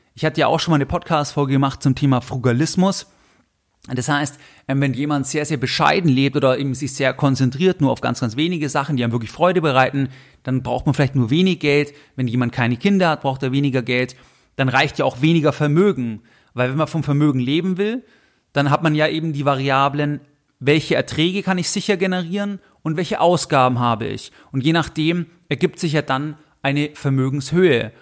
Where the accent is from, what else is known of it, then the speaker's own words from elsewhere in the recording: Germany; bei uns in Deutschland